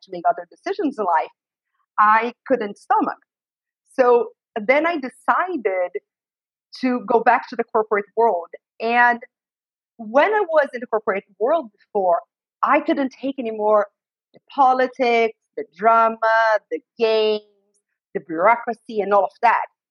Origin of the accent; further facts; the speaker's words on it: Brazil; moved away as an adult; now in United States; I was raised in Brazil. I was born in the US but raised in Brazil and I uh, lived there for the first 32 years of my life